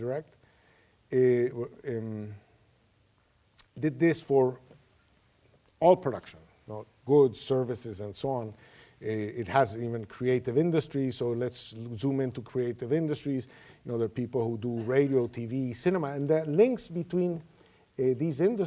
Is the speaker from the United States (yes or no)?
no; Venezuela; I come from Venezuela.